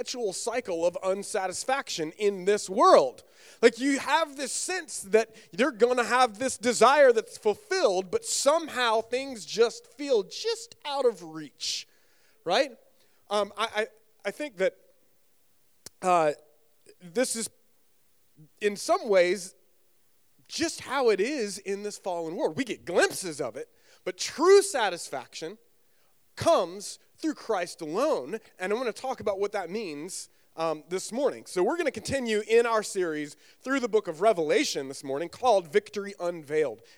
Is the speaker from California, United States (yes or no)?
no; North Carolina, United States; also born or lived in Southern Virginia; now in Virginia, United States; I grew up actually in North Carolina